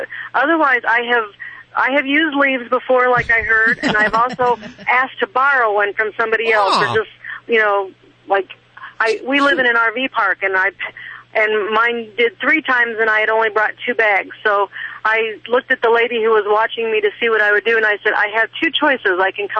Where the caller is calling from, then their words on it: Harlingen, Texas, United States; Harlingen, Texas.